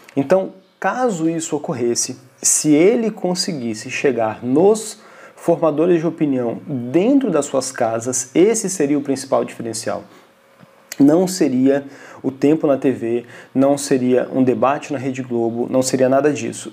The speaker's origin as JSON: {"language": "Portuguese", "country": "Brazil", "said": "nós, enquanto brasileiros, enquanto um povo que tem muito para poder amadurecer"}